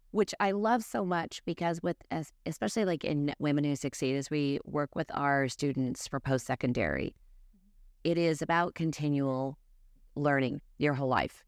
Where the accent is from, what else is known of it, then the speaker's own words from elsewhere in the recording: North Salt Lake, Utah, United States; I grew up in North Salt Lake